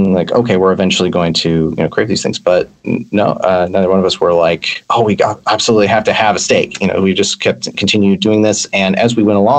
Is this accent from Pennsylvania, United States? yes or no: no; San Francisco Bay Area, California, United States; now in Vancouver, Canada; I grew up in the San Francisco Bay Area